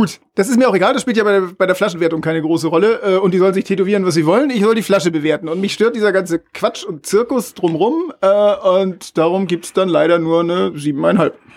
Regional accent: Northern Germany, Germany; als Norddeutscher

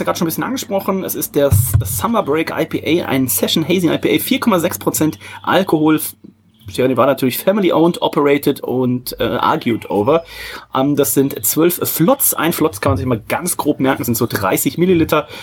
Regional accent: Odenthal, North Rhine-Westphalia, Germany; bei uns in Odenthal

